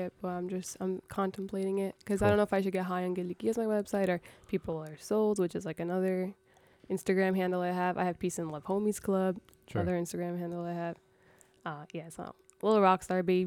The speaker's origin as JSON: {"language": "English", "town": "New York City", "region": "New York", "country": "United States", "tie": "born or raised there", "said": "my hometown, Astoria"}